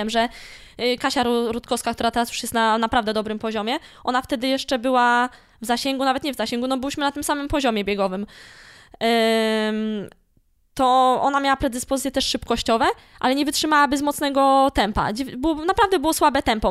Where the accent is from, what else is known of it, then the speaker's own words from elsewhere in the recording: Malbork, Pomeranian Voivodeship, Poland; pochodzę z Malborka. I cały czas mówię, że jestem z Malborka i z tym miastem się utożsamiam